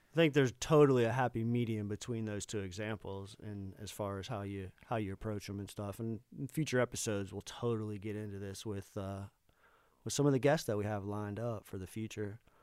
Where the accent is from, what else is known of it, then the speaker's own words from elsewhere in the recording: Tampa, Florida, United States; moved away; growing up in Tampa